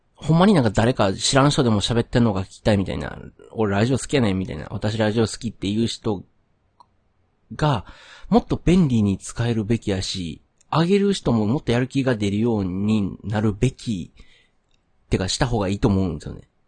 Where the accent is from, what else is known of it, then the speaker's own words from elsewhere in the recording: Kyoto, Japan; also born or lived in Nara; now in Kobe, Japan; 生まれも育ちもまあ京都で、まあずっと関西におって